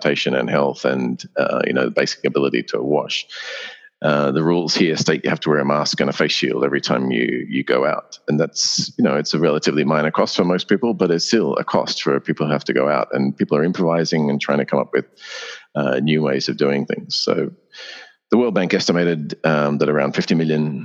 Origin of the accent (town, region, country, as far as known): Australia